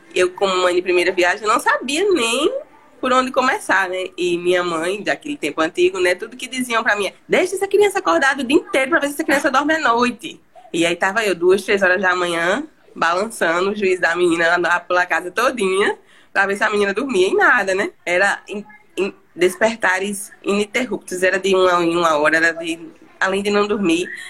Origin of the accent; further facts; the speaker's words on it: João Pessoa, Paraíba, Brazil; sou de João Pessoa, na Paraíba